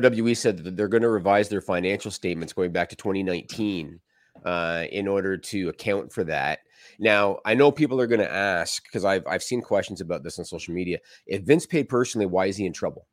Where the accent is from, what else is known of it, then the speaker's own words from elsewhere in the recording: Canada; I'm Canadian